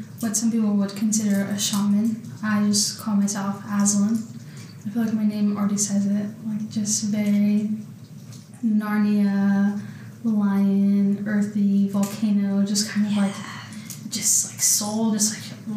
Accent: California, United States; moved away as an adult; Yes, I'm from California. I actually moved here in 2019.

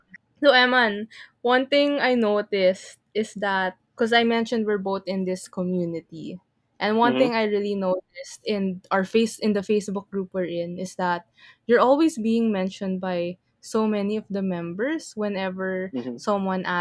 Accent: Philippines; I'm from the Philippines too

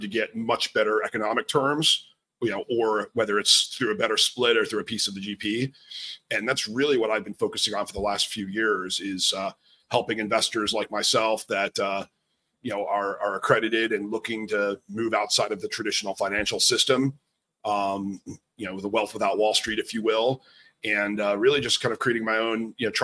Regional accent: outside New York City, New Jersey, United States; moved away as an adult; also born or lived in Manhattan, New York; I grew up outside of New York City in New Jersey and always wanted to live in the city.

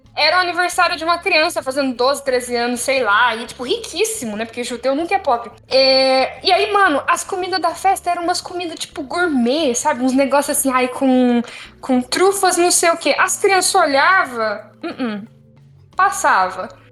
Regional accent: São Paulo, Brazil; moved away; eu sou de São Paulo

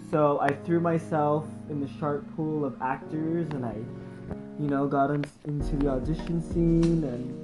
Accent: Hawaii, United States; moved away as an adult; now in New York City, United States; we're from Hawaii

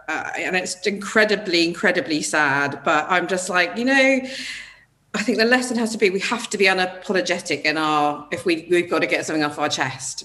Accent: United Kingdom; as British people

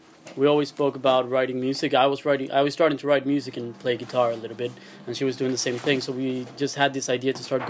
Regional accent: Venezuela; now in United Kingdom; Because I come from Latin America, so I'm from Venezuela

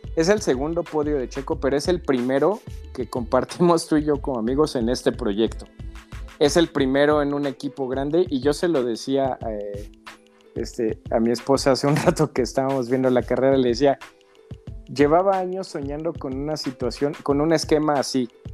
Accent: Mexico; Somos mexicanos

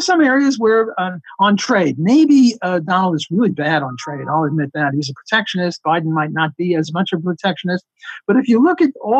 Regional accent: New York City, New York, United States; I'm from Brooklyn

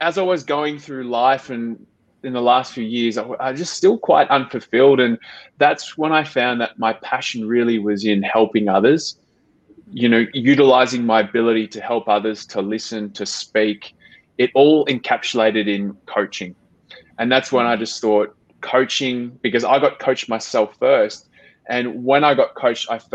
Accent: Melbourne, Victoria, Australia; moved away as an adult; I'm half Australian, half Filipino. I grew up in Melbourne

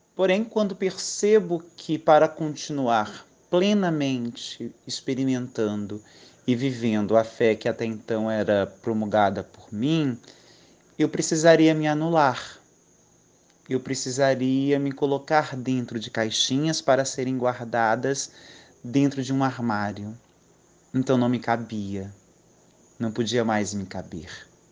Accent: Brasília, Federal District, Brazil; moved away as an adult; now in Alagoas, Brazil; Sou de Brasília, uma cidade grande

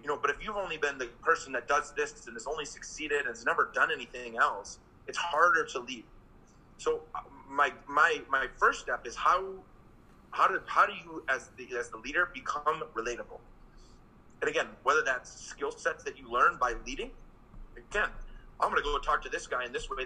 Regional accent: Green Bay, Wisconsin, United States; moved away as an adult; also born or lived in England; I'm a kid from Green Bay, Wisconsin

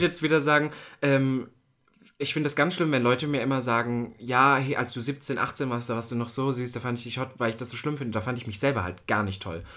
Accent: East Germany, Germany; ich komme ja aus Ostdeutschland. Das war nicht immer einfach

